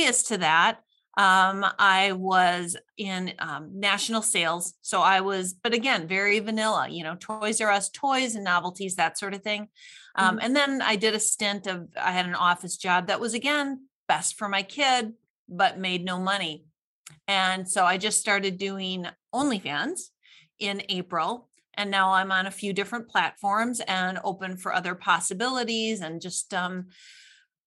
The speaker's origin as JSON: {"language": "English", "region": "Midwest", "country": "United States", "said": "I'm from the Midwest and you know, Norwegian, German background"}